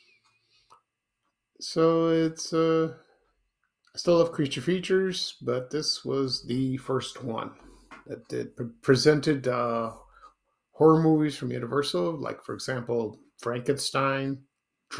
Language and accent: English; Chicago, Illinois, United States; I grew up in Chicago over the years